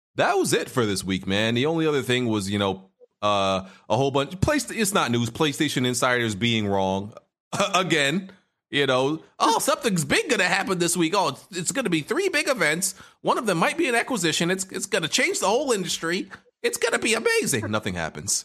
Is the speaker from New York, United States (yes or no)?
yes; New York City, New York, United States; there was no irregular at my school growing up in Brooklyn